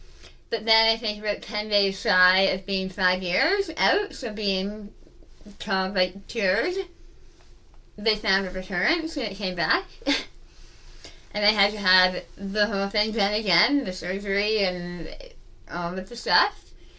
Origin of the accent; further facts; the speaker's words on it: United Kingdom; Like I mentioned, I'm British and not the fancy kind. Like, my parents are from, like, the East End of London.